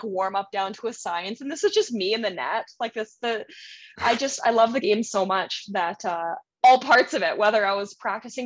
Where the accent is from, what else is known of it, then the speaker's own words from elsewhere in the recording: Port Moody, British Columbia, Canada; We grew up in Port Moody, that's in British Columbia.